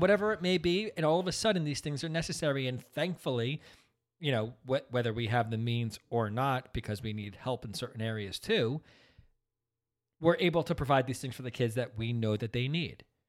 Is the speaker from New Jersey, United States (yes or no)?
yes; New Jersey, United States; also born or lived in Brooklyn, New York; we're all from Brooklyn. I was the last, but we moved out here when I was just six months old, so out to New Jersey.